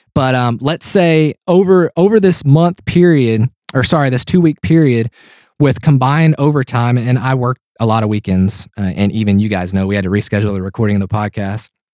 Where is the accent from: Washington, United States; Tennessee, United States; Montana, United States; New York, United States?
Tennessee, United States; I'm from Tennessee.